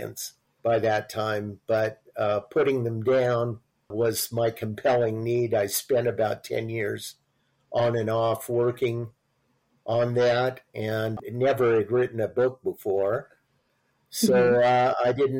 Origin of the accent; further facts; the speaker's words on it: Long Beach, California, United States; also born or lived in Santa Barbara; I grew up in Long Beach